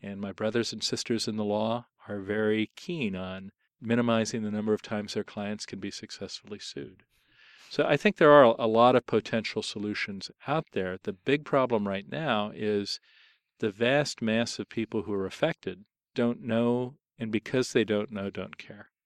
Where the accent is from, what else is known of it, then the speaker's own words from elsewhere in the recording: Columbus, Ohio, United States; moved away; I was born on June twenty-fifth, nineteen fifty-two in Columbus, Ohio